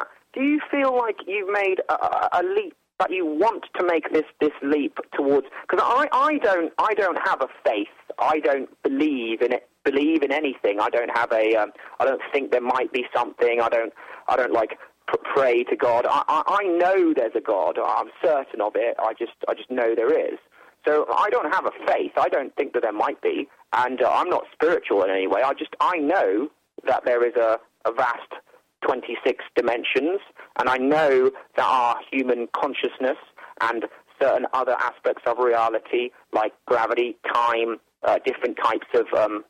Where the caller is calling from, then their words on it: England, United Kingdom; I'm calling from England, and I like listening to your channel here.